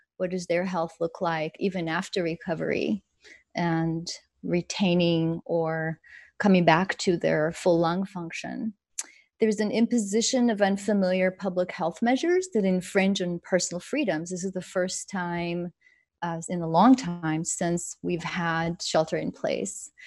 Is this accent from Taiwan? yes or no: no; Israel; moved away; I grew up in Israel.